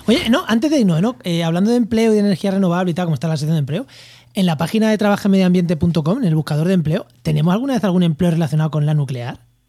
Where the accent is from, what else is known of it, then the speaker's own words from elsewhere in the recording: Spain; yo también soy español